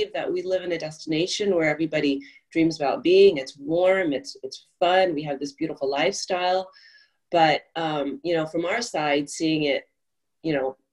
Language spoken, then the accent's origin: English; Oakland, California, United States; moved away as an adult; also born or lived in San Francisco, California; now in Kauai, United States; they had five kids and they moved us to Oakland